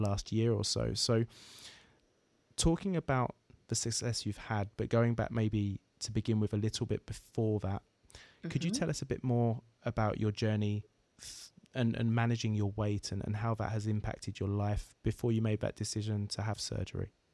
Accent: Essex, East of England, United Kingdom; the area of the UK that I'm from, Essex, just outside of London

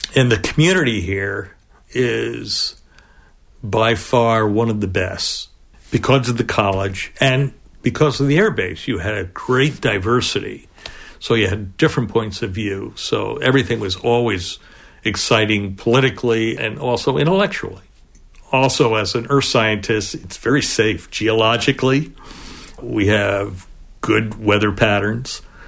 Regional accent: Pleasantville, New York, United States; moved away as an adult; now in Plattsburgh, United States; I grew up in Westchester uh, in a little town called Pleasantville.

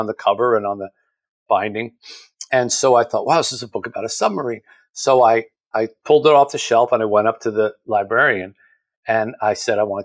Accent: New Jersey, United States; this little town where I grew up in South Jersey

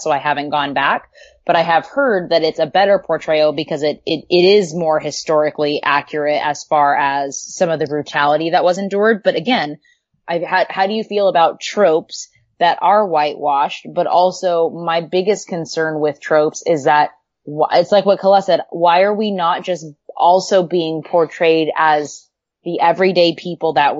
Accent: Southern California, United States; I grew up in Southern California

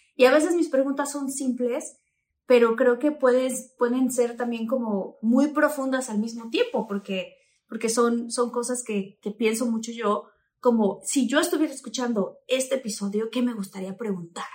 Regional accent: Tabasco, Mexico; estaba yo creciendo en Tabasco

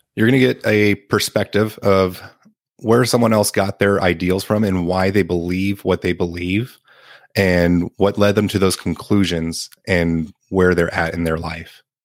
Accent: San Antonio, Texas, United States; I'm from San Antonio, Texas

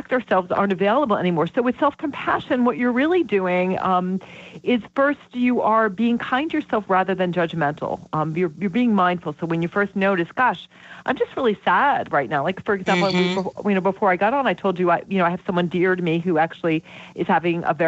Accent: Vermont, United States; I'm from Vermont

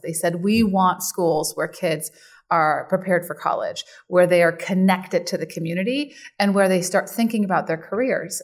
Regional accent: San Diego, California, United States; also born or lived in Germany; I was born in Germany, immigrated when I was about eleven, and then grew up in San Diego

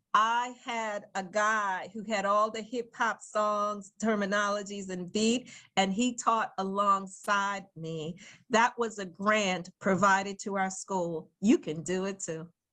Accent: New York City, New York, United States; as a young girl growing up in Brooklyn, New York

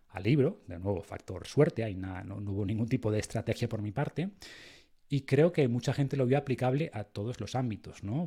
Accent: Spain; creemos en Dios porque nacimos en España

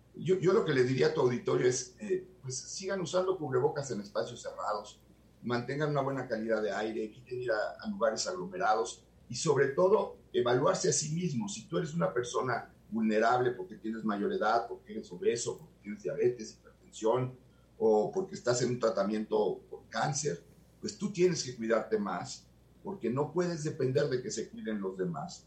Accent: Mexico; como mexicano

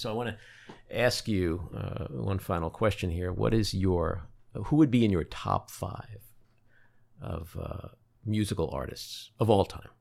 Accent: New York City, New York, United States; I'm from Queens.

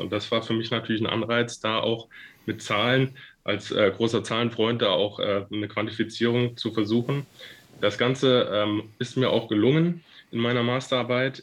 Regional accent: Fulda, Hesse, Germany; moved away as an adult; also born or lived in Frankfurt / Mainz; Nach den drei Jahren in meiner Heimatstadt in Fulda bin ich dann ins Rhein-Main-Gebiet nach Frankfurt gezogen

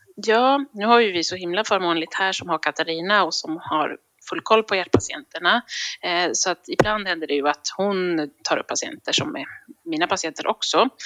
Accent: Visby, Gotland, Sweden; moved away as an adult; also born or lived in Luleå, Sweden; now in Gothenburg, Sweden; jag kommer från början från Visby, eh, men sen flyttade jag till Göteborg när jag skulle läka, läsa läkarutbildningen

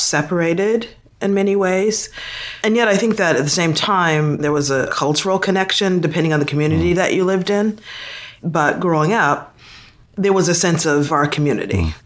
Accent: Boston, Massachusetts, United States; moved away as an adult; also born or lived in South Africa; I'm from Boston and was born and raised in Boston. I grew up most of my life in Dorchester, Massachusetts

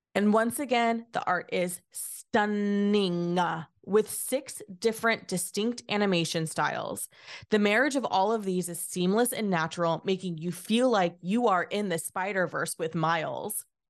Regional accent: California, United States; Having spent my entire life in California, ninety minutes from the East Bay

